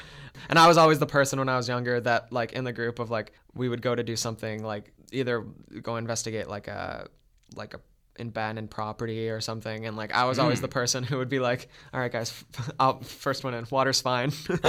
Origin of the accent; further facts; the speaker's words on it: Beausejour, Manitoba, Canada; So I used to go for walks like almost every night around my hometown. It's a small town, Beausejour. It's about, I think it was about 3,000 people when I lived there.